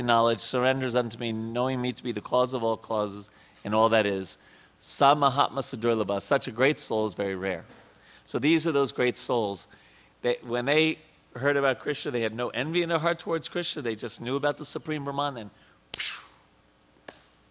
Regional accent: New York, United States; I was a kid growing up in New York

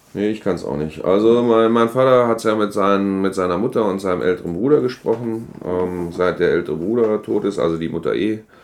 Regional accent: Göttingen, Lower Saxony, Germany; moved away; Meine Heimatstadt liegt an der Leine

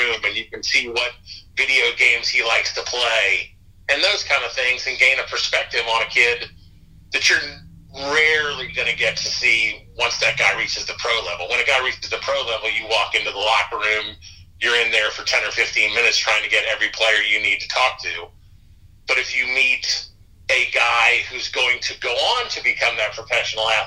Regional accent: Florida, United States; I grew up in Florida

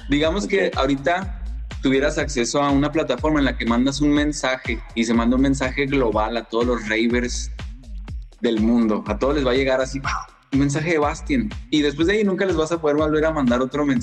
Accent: Mexico; es que soy mexicano, pues son artista mexicano

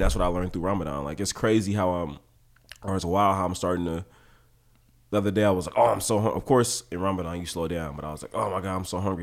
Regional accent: Oakland, California, United States; also born or lived in Humboldt; when I was growing up in Oakland

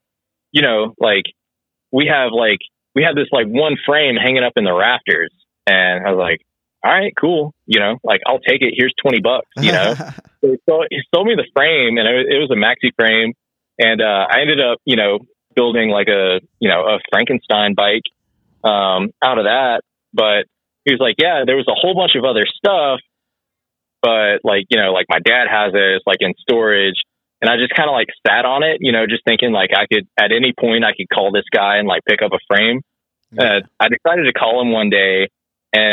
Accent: Augusta, Georgia, United States; now in Athens, United States; I'm from Augusta, Georgia, which like has like a legit river, like Savannah River

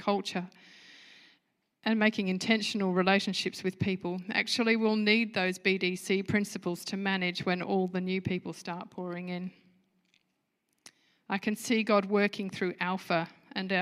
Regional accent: United Kingdom; moved away; I'm a Brit at heart

